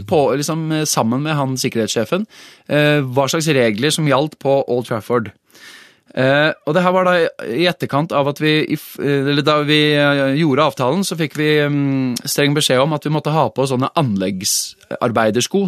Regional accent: Oslo, Norway; jeg, er, jo født og oppvokst på Maurstua, så jeg liker jo å titulere meg selv som Oslo eh, slash eh, asfaltgutt

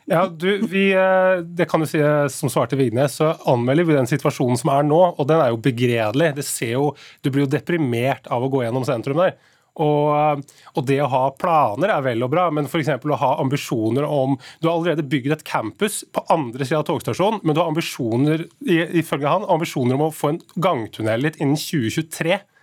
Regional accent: Nesodden, Akershus, Norway; jeg kommer jo sjøl, jeg kommer fra Nesodden.

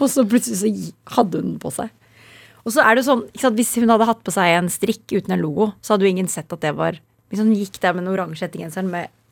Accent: Kolbotn, Akershus, Norway; also born or lived in near Cologne, Germany; Vi er født i Tyskland, er litt utenfor Köln. og så flyttet vi til Kolbotn

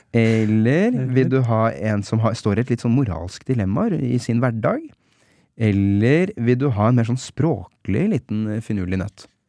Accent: Oslo, Norway; jeg som osloborger

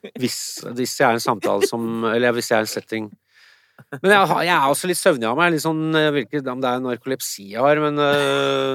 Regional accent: Nesodden, Akershus, Norway; Når jeg vokste opp um, på Nesodden

